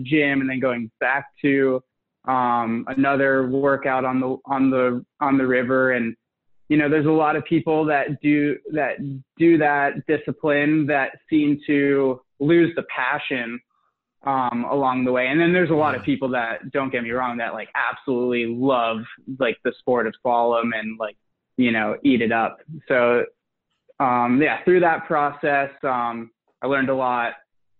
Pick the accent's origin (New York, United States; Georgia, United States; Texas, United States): Georgia, United States; Atlanta; now in Pacific Northwest, United States; I grew up in just outside of Atlanta, Georgia, in the suburbs